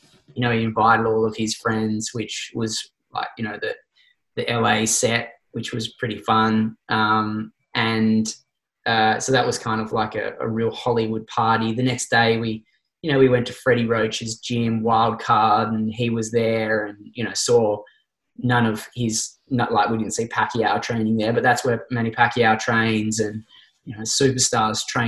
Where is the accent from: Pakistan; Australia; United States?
Australia; us as this Aussie contingent of like 15 guys